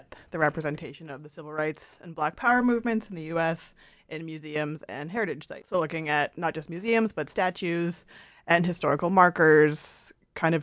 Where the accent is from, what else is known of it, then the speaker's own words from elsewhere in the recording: Canada; now in United Kingdom; me being from Canada and living in the U.K.